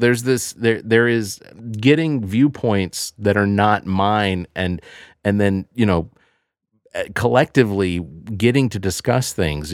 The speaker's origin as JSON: {"language": "English", "town": "Decatur", "region": "Georgia", "country": "United States", "tie": "born or raised there", "also_born_or_lived": "Tucker, Georgia", "said": "I grew up in Decatur, Georgia, and over in, in, in, uh, off of La Vista, and then we grew up, uh, and then we moved to North Lake Mall, Tucker"}